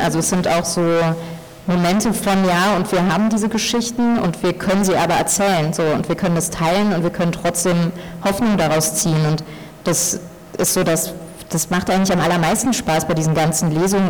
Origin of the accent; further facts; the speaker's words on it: Germany; ich bin in Deutschland geboren und aufgewachsen